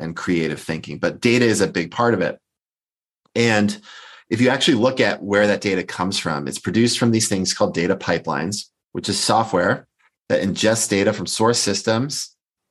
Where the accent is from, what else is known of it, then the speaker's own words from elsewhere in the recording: Boston, Massachusetts, United States; moved away as an adult; also born or lived in California; I'm originally from the Boston area and I'm back there now